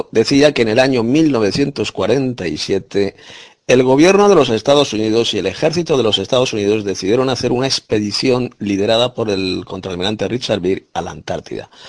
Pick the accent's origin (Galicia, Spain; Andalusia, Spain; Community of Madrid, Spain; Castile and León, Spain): Galicia, Spain; Soy abogada de Galicia, España.